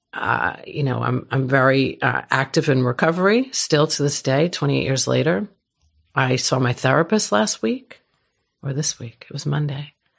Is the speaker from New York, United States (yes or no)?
yes; New York, United States; moved away; I'm from New York.